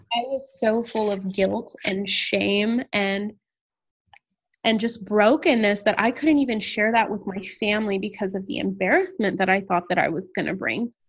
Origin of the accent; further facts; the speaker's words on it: San Antonio, Texas, United States; moved away as an adult; also born or lived in Houston, Texas; now in Austin, United States; I am originally from San Antonio, Texas